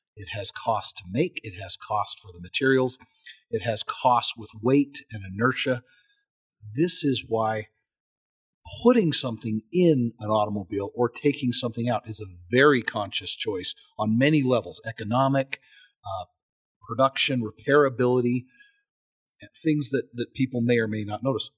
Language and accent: English; United States; as an American